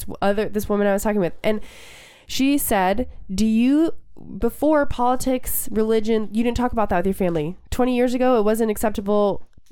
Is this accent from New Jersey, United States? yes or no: no; East Bay, California, United States; I grew up in the East Bay.